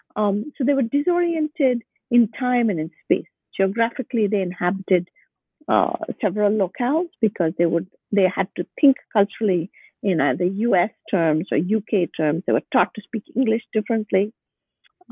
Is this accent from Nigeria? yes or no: no; Bangalore, Karnataka, India; moved away as an adult; also born or lived in Boston, United States; My hometown is Bangalore